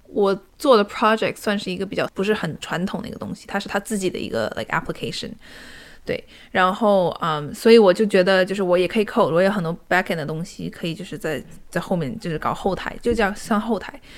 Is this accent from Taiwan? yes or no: no; Shanghai, China; moved away as an adult; now in Seattle, United States; 我是以前从小在上海长大的